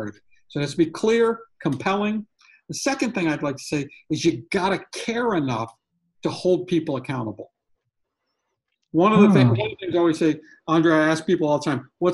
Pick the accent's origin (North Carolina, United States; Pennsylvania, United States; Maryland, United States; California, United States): North Carolina, United States; near Raleigh; my hometown or outside of Raleigh in North Carolina